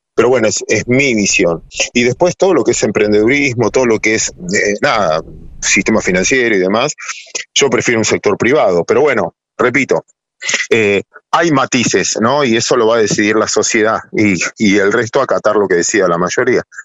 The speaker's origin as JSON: {"language": "Spanish", "country": "Argentina", "said": "mis abuelos inmigrantes que no tenían idioma como la mayoría de todos los argentinos"}